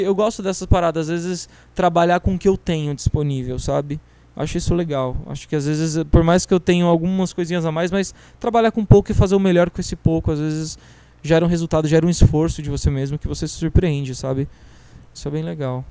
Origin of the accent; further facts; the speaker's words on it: Barueri, São Paulo, Brazil; eu sou de Barueri